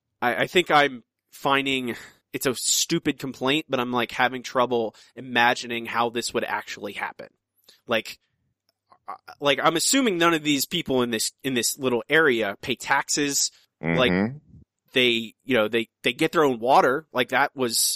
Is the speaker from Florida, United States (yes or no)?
yes; Ocala National Forest, Florida, United States; when I was a child growing up in the Ocala National Forest.